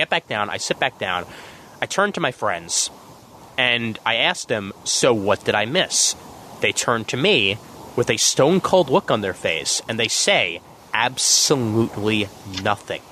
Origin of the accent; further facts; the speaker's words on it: New York City, New York, United States; as a New Yorker